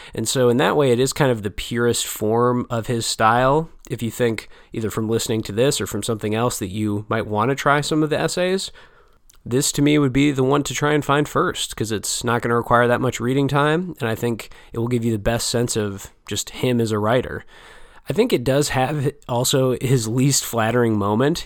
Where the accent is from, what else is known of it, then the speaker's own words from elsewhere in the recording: United States; an American reader such as myself